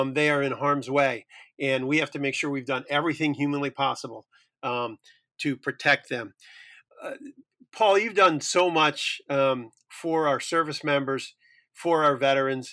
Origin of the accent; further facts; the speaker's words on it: South Bend, Indiana, United States; my hometown of South Bend, Indiana